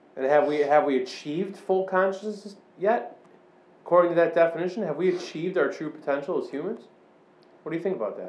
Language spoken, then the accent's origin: English; Chicago, Illinois, United States; I grew up all around the Chicago suburbs